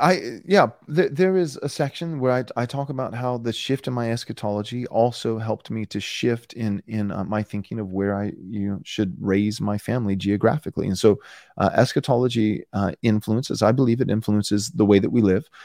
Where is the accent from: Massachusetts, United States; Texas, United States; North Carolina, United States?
Texas, United States; moved away as an adult; I was born and raised in Texas